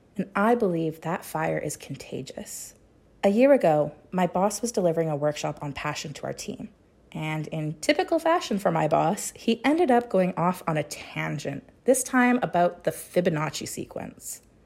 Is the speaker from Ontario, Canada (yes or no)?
no; Chilliwack, British Columbia, Canada; in my hometown of Chilliwack, B C.